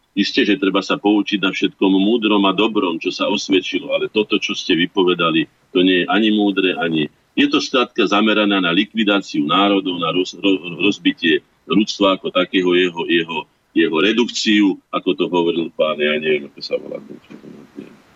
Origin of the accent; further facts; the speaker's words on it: Orava, Žilina Region, Slovakia; u nás na Orave